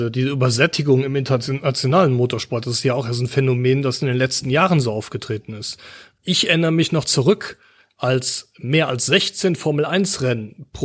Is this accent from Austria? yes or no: no; near the Nürburgring, Rhineland-Palatinate, Germany; ich bin in der Nähe vom Nürburgring aufgewachsen.